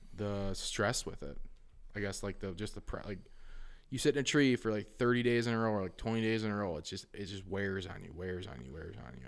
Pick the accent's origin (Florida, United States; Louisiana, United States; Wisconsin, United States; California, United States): Wisconsin, United States; Wausau; I came from Wausau West